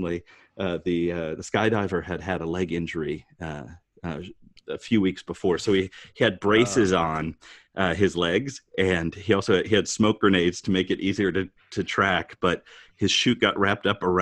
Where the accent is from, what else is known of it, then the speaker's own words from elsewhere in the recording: Rockford, Illinois, United States; in my hometown of Rockford, Illinois